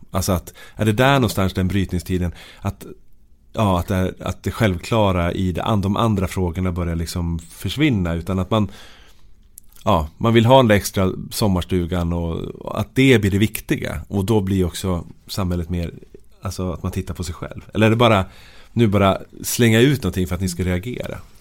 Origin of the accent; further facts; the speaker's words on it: Sweden; jag är född i Norrsund